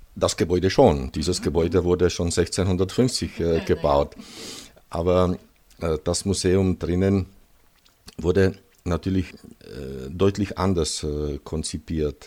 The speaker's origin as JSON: {"language": "German", "region": "Moravian-Silesian Region", "country": "Czechia", "tie": "born or raised there", "also_born_or_lived": "South Bohemia", "second_language": "German", "moved": "as an adult", "lives_now": "Český Krumlov, Czechia", "said": "ich komme aus Schlesien, also aus dem Gebiet, wo heute Polen, die Slowakei und Tschechien grenzt und acht Jahre vor der Wende nach Südböhmen übersiedelt"}